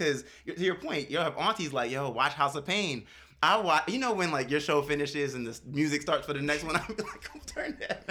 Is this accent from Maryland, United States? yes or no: yes; Maryland, United States; I grew up in Maryland